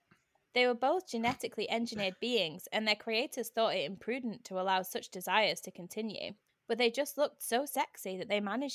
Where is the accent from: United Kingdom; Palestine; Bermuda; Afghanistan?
United Kingdom; Yeah, maybe I should have said that a bit more dramatically, but I don't know how to do that as a British person.